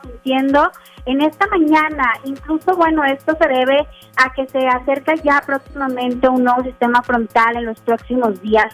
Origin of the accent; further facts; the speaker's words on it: Monterrey, Nuevo León, Mexico; como buenos regiomontanos